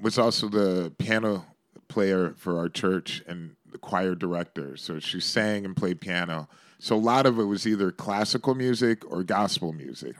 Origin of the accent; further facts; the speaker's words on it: Shaker Heights, Ohio, United States; now in New York, United States; I grew up in the suburbs of Cleveland in a place called Shaker Heights